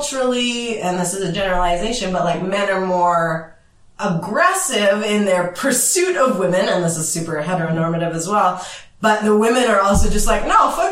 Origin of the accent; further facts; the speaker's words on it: Vancouver, British Columbia, Canada; growing up in Vancouver and growing up in like a rougher part of town